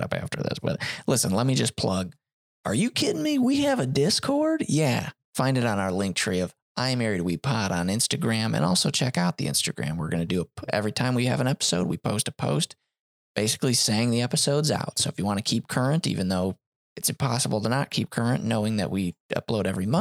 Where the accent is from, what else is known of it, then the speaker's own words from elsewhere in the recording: Illinois, United States; we're from Illinois